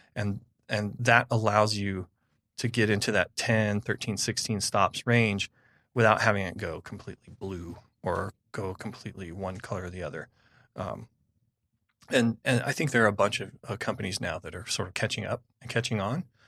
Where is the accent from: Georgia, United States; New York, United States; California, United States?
California, United States; I'm from California